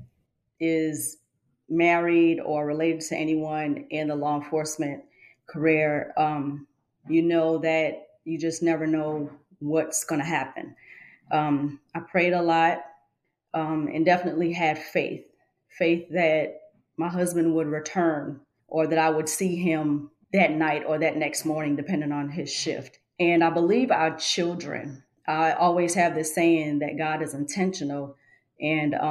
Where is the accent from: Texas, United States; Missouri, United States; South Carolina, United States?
South Carolina, United States; Georgetown; I was born in Georgetown, South Carolina, raised in the Dunbar community where I currently reside with my husband